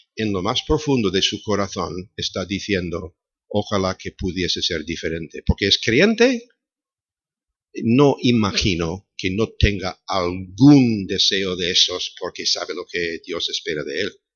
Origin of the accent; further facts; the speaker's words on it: Chicago, Illinois, United States; moved away; Nací en Chicago